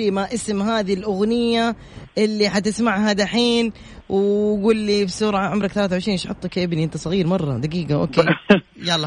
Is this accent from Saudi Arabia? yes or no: yes; Jeddah, Makkah Province, Saudi Arabia; انا من جده